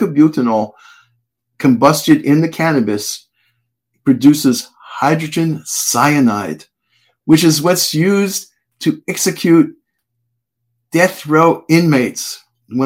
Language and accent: English; Connecticut, United States; I'm from Connecticut